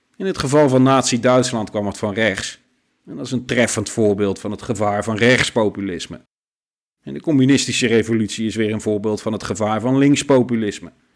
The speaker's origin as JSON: {"language": "Dutch", "country": "Netherlands", "said": "als Nederlanders"}